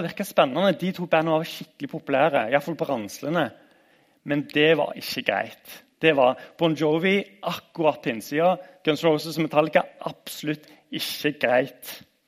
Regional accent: Randaberg, Rogaland, Norway; Jeg husker fra oppveksten på Randaberg

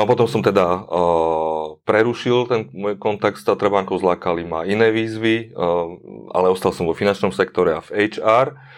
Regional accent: eastern Slovakia, Slovakia; now in Bratislava, Slovakia; a zároveň som sa presťahoval z východu sem do Bratislavy.

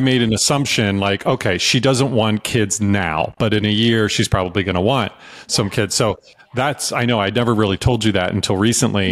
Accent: Virginia, United States; also born or lived in North Carolina / New York City; now in Austin, United States; I was raised in Virginia and I went to school in North Carolina

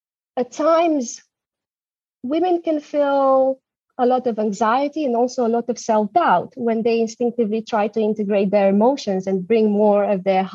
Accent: Romania; moved away as an adult; also born or lived in Germany; now in London, United Kingdom; I'm originally from Romania

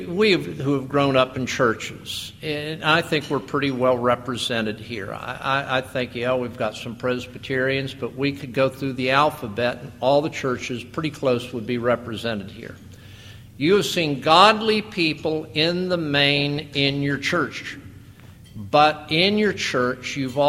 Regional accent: Lake Worth, Florida, United States; I grew up in Lake Worth, Florida, and the Catholic Church was a big part of our area

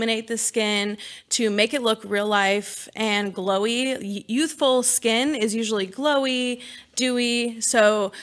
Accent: California, United States; now in Texas, United States; I'm from California originally

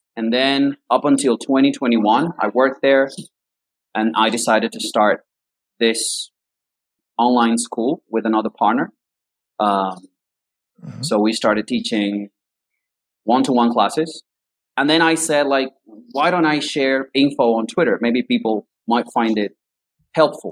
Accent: Caracas, Capital District, Venezuela; English is a second language; I grew up in um, Caracas, that's the capital city of Venezuela

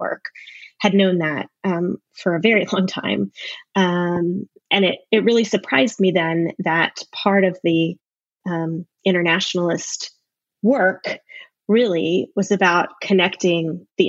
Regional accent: Virginia, United States; moved away as an adult; now in United Kingdom; I'm originally from Virginia

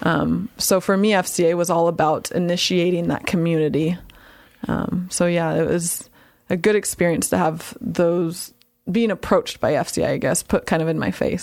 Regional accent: Santa Clara, California, United States; moved away as an adult; also born or lived in Fresno, California / North Carolina / San Francisco, California / Sacramento, California; now in Nampa, Idaho, United States; I'm born and raised in Santa Clara, California

